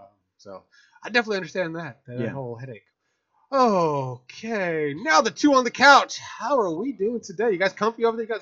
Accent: New Jersey, United States; moved away; I'm from Jersey

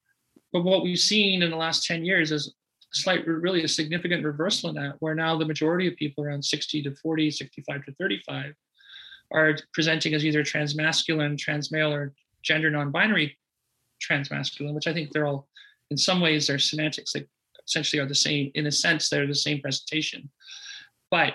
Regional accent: Sudbury, Ontario, Canada; I grew up in Sudbury, Ontario.

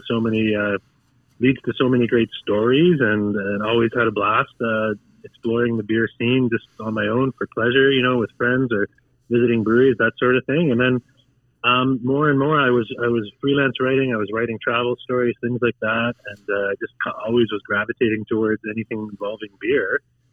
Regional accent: Ontario, Canada; moved away; I grew up in Ontario

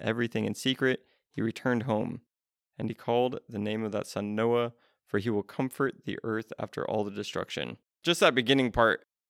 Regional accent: United States; being an American in twenty twenty-three

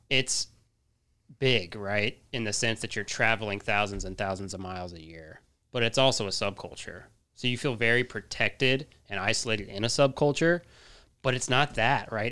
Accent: Colorado, United States; now in Texas, United States; I'm from Colorado

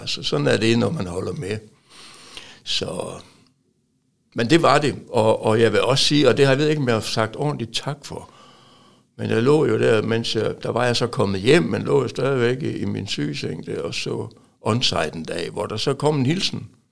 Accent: Aalborg, North Denmark Region, Denmark; moved away; also born or lived in Silkeborg; indtil jeg flyttede fra Aalborg.

